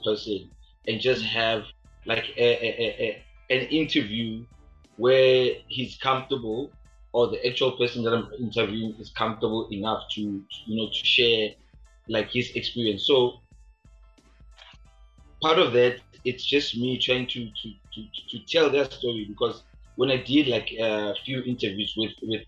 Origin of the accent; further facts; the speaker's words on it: Soweto, Gauteng, South Africa; where I'm from, like I'm from Soweto